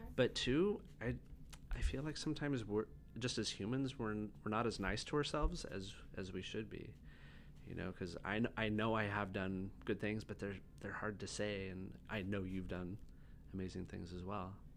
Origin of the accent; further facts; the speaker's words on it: San Luis Obispo, California, United States; also born or lived in Atascadero; I grew up on the Central Coast, mostly like San Luis Obispo and Atascadero.